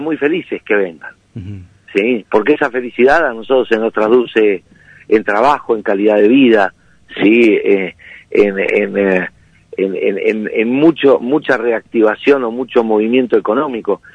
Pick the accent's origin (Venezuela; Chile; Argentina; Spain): Argentina; Necochea, Buenos Aires Province; moved away as an adult; now in Villa de Merlo, Argentina; yo lo elegí hace 30 años para vivir, soy oriundo de Necochea